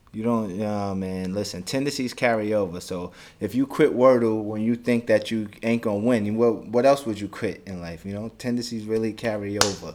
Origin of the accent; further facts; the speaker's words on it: United States; I'm from America